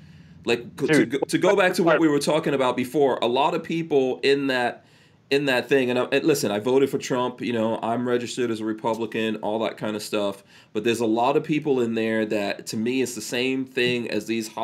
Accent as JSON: {"language": "English", "country": "Guyana", "tie": "born or raised there", "also_born_or_lived": "Nigeria", "moved": "yes", "said": "I was born in Guyana"}